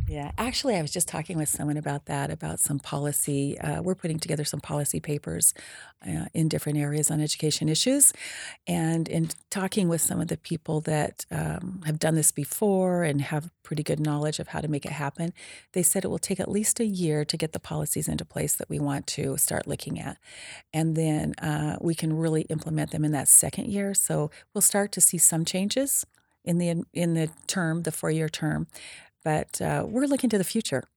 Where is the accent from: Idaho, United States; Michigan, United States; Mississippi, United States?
Idaho, United States; Preston; I was born and raised in Preston, Idaho